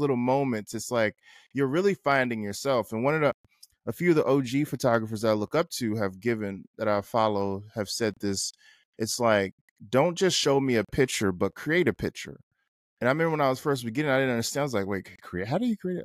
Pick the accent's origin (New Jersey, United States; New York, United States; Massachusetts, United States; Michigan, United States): New Jersey, United States; North; moved away as an adult; also born or lived in Atlanta / Los Angeles / Baltimore; I lived in L A, and we're from North New Jersey